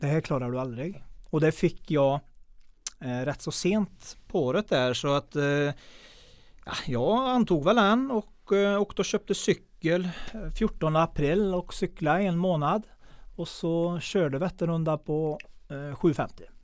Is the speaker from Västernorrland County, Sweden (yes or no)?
no; Mellerud, Västra Götaland, Sweden; Jag är uppväxt i Mellerud